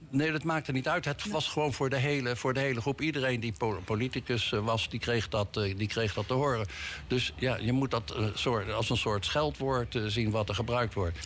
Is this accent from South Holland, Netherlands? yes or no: yes; The Hague, South Holland, Netherlands; als geboren Hagenaar